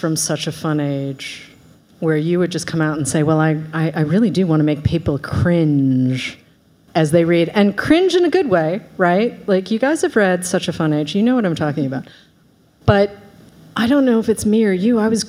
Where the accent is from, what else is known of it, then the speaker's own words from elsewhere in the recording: Boston, Massachusetts, United States; I was raised in Boston.